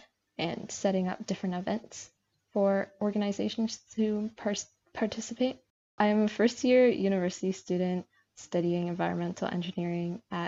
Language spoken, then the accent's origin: English; Windsor, Ontario, Canada; I was born in Windsor, Ontario, which is the border city right next to Detroit.